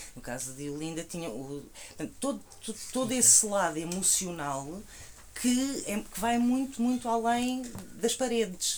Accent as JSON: {"language": "Portuguese", "region": "Alentejo", "country": "Portugal", "said": "eu que venho do Alentejo"}